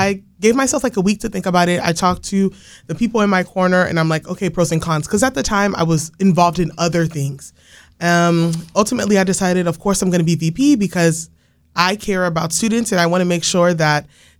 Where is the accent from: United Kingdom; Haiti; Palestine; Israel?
Haiti; now in United States; I'm not originally from the United States, so I was born in Haiti and raised there for a little bit